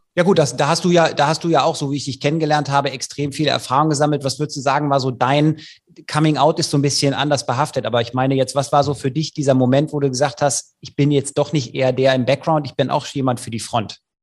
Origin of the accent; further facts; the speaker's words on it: Leverkusen, North Rhine-Westphalia, Germany; ich komme ja aus Leverkusen